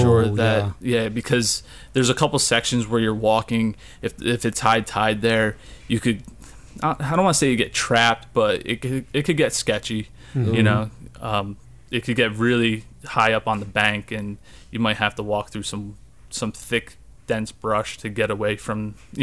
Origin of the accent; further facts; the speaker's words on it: New Jersey, United States; growing up in New Jersey, I'm always at the Jersey Shore